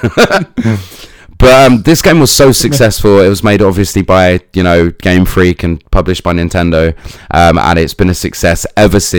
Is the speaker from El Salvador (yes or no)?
no; United Kingdom; I'm British